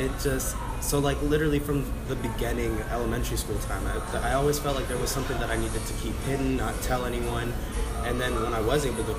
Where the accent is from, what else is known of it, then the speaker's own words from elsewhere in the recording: Dallas, Texas, United States; So, I'm from Dallas, Texas.